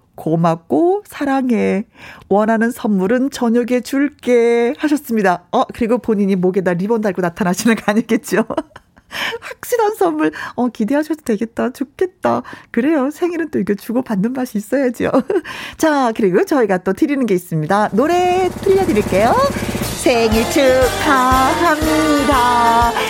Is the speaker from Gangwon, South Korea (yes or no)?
yes; Wonju, Gangwon, South Korea; 어린 시절이 생각나는 거예요. 원주에 살았을 때